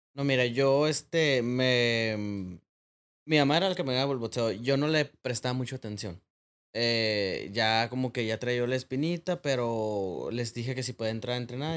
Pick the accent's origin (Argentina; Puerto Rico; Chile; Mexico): Mexico; Tijuana, Baja California; Yo me crié en Planice, una colonia allá por el Cucapá, por el ejido Matamoros